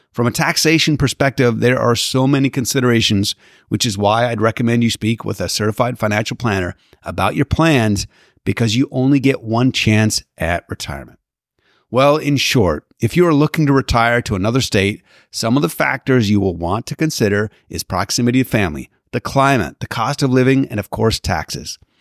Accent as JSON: {"language": "English", "country": "Canada", "tie": "born or raised there", "moved": "yes", "lives_now": "Southern California, United States", "said": "growing up in Canada"}